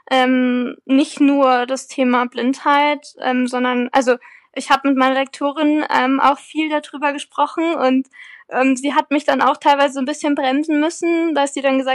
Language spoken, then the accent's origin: German; Freising, Bavaria, Germany; spielt ja in meiner Heimatstadt äh, Freising.